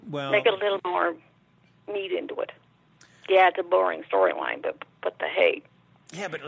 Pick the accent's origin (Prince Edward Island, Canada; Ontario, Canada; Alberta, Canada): Prince Edward Island, Canada; from PEI.